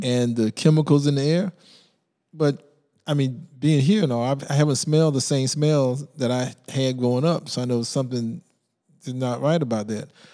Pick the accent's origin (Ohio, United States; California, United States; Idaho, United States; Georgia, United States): Georgia, United States; Brunswick; now in Savannah, United States; I grew up in Brunswick